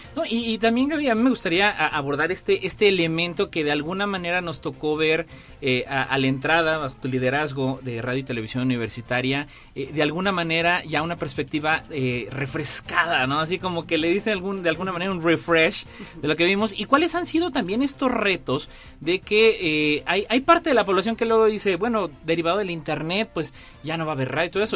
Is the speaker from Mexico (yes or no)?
yes; San Luis Potosí, Mexico; los que somos potosinos